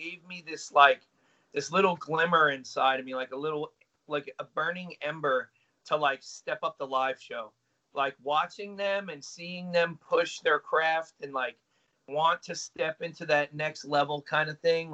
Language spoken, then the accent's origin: English; United States; we're from the States.